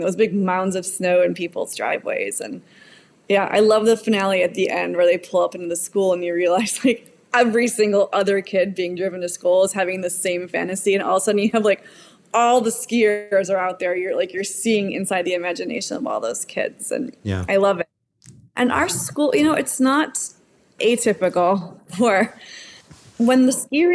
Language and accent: English; Kootenays, British Columbia, Canada; here in my hometown, in my home region